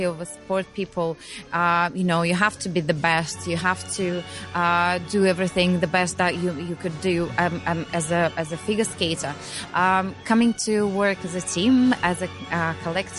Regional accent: Russia; We just had a little break, which we've spent at home in Russia. That's where we came from.

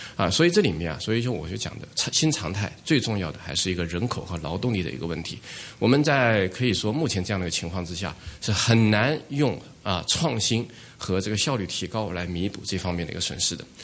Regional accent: China; 我作为一个中国人

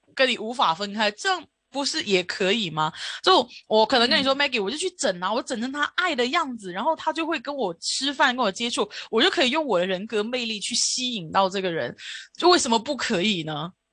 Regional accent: Hong Kong; 我们香港这边

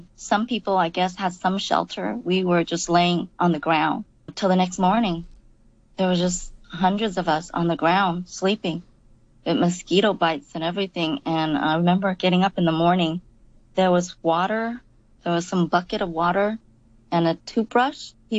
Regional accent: Vung Tau, Ba Ria-Vung Tau, Vietnam; moved away; We were in Yong Tau in Vietnam. So we were in Yong Tau, and that morning, we went to a place called

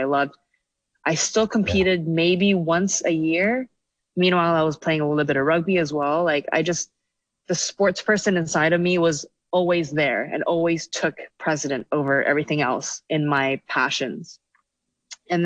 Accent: Hong Kong; moved away as an adult; also born or lived in United States; now in Shanghai, China; So I grew up in Hong Kong, you know, the whole, went to secondary school. So I, well, grew up there.

